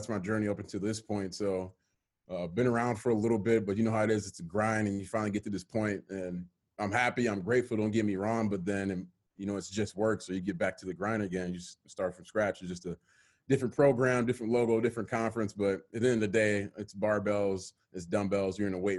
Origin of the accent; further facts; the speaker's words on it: Milwaukee, Wisconsin, United States; moved away as an adult; also born or lived in Bay Area, California / Sacramento, California; originally from Milwaukee, Wisconsin.